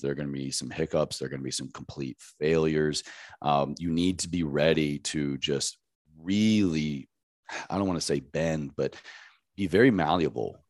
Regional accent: Roanoke, Virginia, United States; moved away as an adult; also born or lived in Washington, D.C.; now in Los Angeles, United States; I grew up in Southwest Virginia in a very tiny town called Roanoke

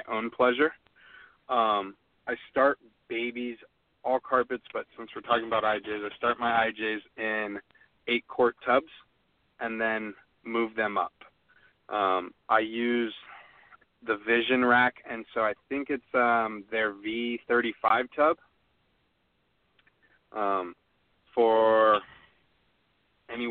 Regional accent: California, United States; Jeff and I are from California

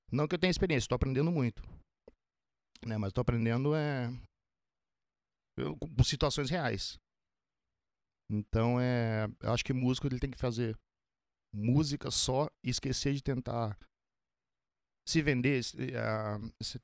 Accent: Paraná, Brazil; Paraná. Paraná. Curitiba? Norte do, norte do Paraná. Norte. Curitiba é sul.

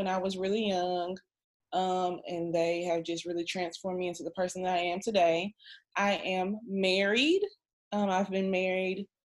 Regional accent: Guam; born there; One fun fact is I was born in Guam.

